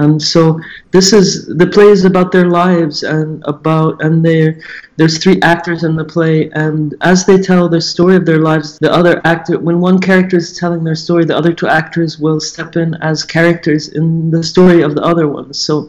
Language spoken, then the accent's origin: English; Jordan; moved away as an adult; also born or lived in Saudi Arabia (Jubail, Eastern Province) / Lebanon; now in Germany; I'm Jordanian and German. I'm half and half. I grew up in Saudi Arabia, actually.